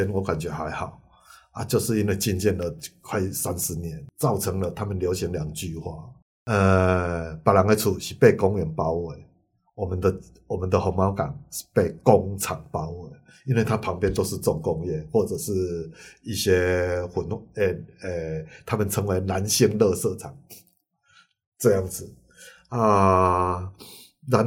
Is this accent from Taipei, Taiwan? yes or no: no; Kaohsiung, Taiwan; 我记记录我的高雄，我记录我的故乡，我都记录不完了，我还要记录到那边。